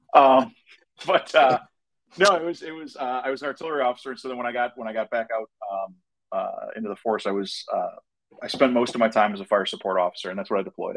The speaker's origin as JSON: {"language": "English", "region": "Minnesota", "country": "United States", "tie": "born or raised there", "also_born_or_lived": "Wisconsin", "said": "I grew up in Minnesota"}